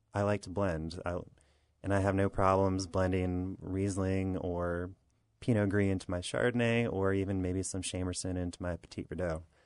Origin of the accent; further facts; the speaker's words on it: Southern New York, United States; now in Virginia, United States; I'm from Southern New York.